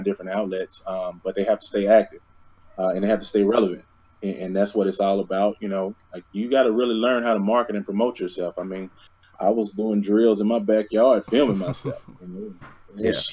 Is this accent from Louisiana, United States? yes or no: no; North Little Rock, Arkansas, United States; I'm from Little Rock, Arkansas, or rather North Little Rock, Arkansas